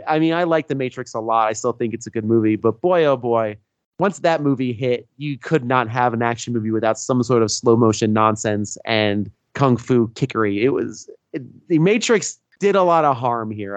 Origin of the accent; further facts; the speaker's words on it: Bloomfield, New Jersey, United States; I grew up in Bloomfield, New Jersey